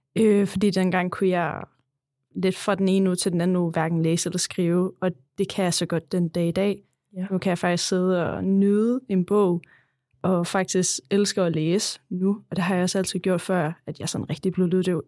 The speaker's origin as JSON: {"language": "Danish", "town": "Kolding", "region": "Southern Denmark", "country": "Denmark", "tie": "born or raised there", "also_born_or_lived": "Vejen", "said": "jeg var flyttet fra Kolding til Vejen"}